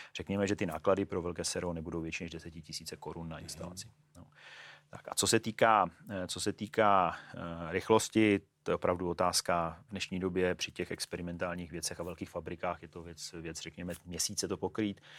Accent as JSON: {"language": "Czech", "town": "Ostrava", "region": "Moravian-Silesian Region", "country": "Czechia", "also_born_or_lived": "Brno", "moved": "yes", "lives_now": "Prague, Czech Republic", "said": "jsem z Ostravy, studoval jsem v Brně, žiju v Praze"}